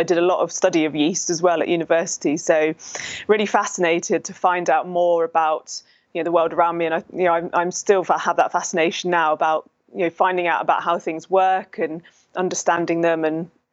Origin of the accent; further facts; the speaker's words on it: Hertfordshire, East of England, United Kingdom; now in Epsom, United Kingdom; I was born and raised in Hertfordshire. So yeah, I've always grown up in and near London.